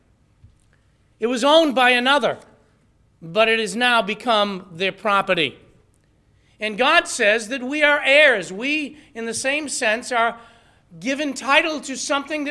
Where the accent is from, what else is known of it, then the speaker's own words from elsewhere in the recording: New England, United States; accent: New England; with my New England accent